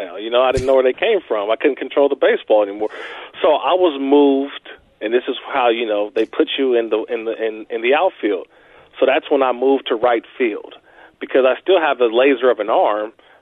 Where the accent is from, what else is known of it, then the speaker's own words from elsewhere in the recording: Oakland, California, United States; I grew up in Oakland, California during the Bash Brothers